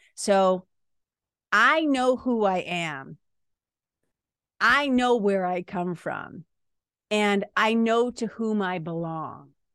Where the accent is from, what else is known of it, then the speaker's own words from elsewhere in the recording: Lawrence, Massachusetts, United States; accent: Boston accent / Lawrence accent; moved away as an adult; now in New Hampshire, United States; I was a kid from Lawrence, Mass, going to B U